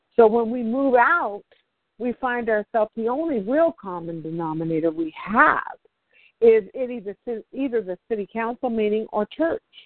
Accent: Oakland, California, United States; I'm from Oakland

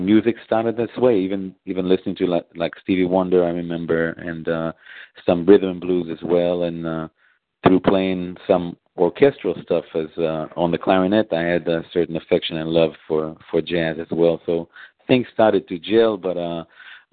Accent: Israel; moved away as an adult; also born or lived in Memphis, United States; now in Chicago, United States; I was actually born and raised in Israel, and I came to America.

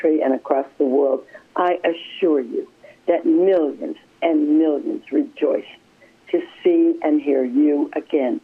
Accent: Cleveland, Ohio, United States; I grew up in Cleveland, Ohio area

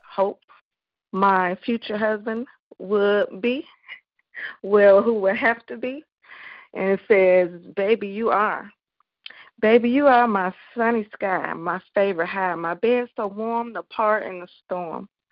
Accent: Chicago, Illinois, United States; my hometown. Shout out to Chicago

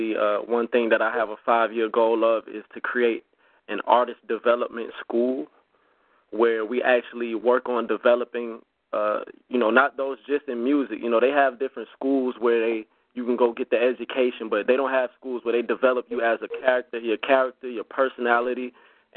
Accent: Augusta, Georgia, United States; I am from Augusta, Georgia

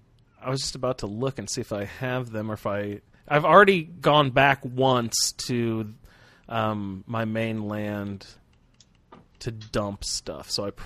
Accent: Midwest, United States; I'm from the Midwest.

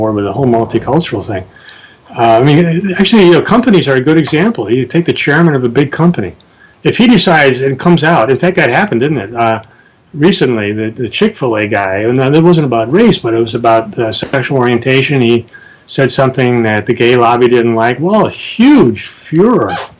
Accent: United States; I grew up in America.

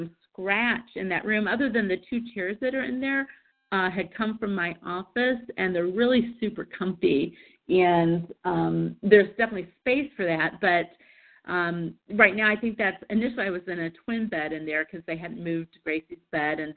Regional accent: Kansas City, United States; moved away; I was from Kansas City

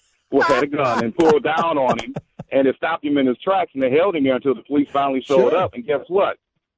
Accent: Detroit, Michigan, United States; moved away; I'm originally from Detroit

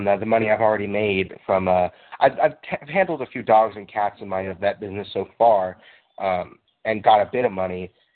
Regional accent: Denmark; I'm from Denmark.

